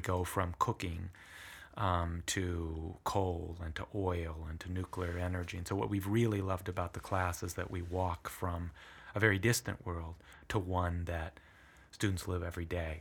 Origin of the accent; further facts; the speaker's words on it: Shaw Island, Washington, United States; first language Italian; English is a second language; also born or lived in Brindisi, Italy; I grew up on Shaw Island, uh, had an, uh, population of about a hundred and eighty people